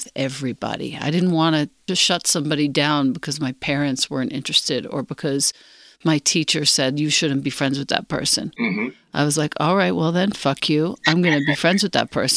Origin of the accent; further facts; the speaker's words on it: Long Island, New York, United States; I grew up in Long Island, and I grew up on hip-hop